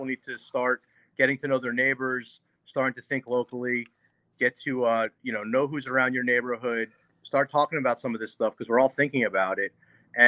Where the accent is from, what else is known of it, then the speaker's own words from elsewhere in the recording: New York City, New York, United States; as a kid, I went to school in New York City